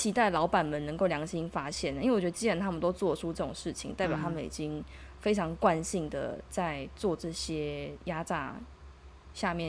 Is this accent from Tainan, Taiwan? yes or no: yes; Tainan, Taiwan; moved away as an adult; now in South Korea; 身为台南人的我